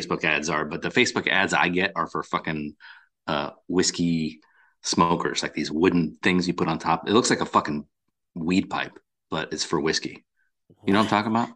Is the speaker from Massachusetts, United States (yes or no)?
yes; Massachusetts, United States; now in North Carolina, United States; I grew up in Massachusetts